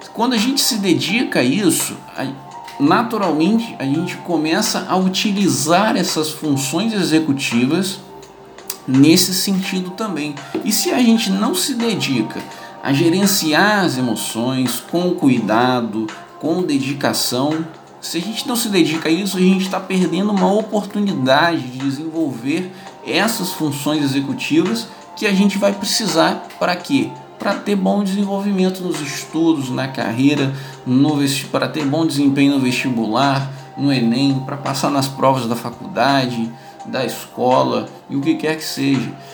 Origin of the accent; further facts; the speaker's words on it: Brazil; aqui no Brasil